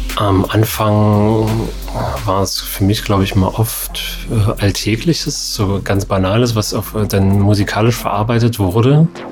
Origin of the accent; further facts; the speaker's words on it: Erfurt, Thuringia, Germany; now in Leipzig, Germany; bin ich ja in Erfurt aufgewachsen